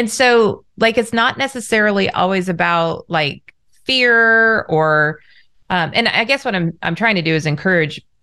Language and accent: English; Orange County, Southern California, United States; I grew up in Southern California, Orange County